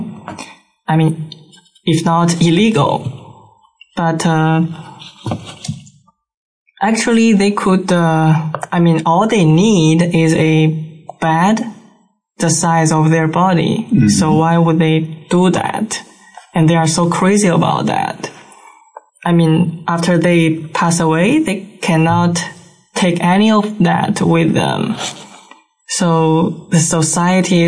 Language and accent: English; China; first language Chinese; English is a second language; moved away as an adult; now in Bahamas; I came from China